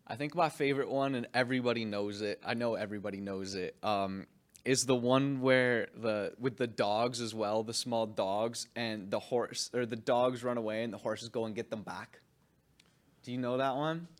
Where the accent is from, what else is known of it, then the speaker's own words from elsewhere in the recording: Canada; I'm a Canadian kid